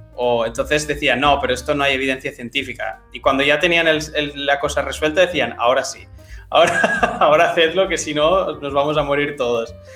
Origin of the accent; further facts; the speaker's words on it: Barcelona, Catalonia, Spain; yo soy de Barcelona